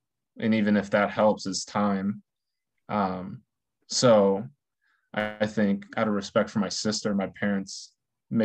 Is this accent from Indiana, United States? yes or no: yes; Terre Haute, Indiana, United States; born and raised in Terre Haute, Indiana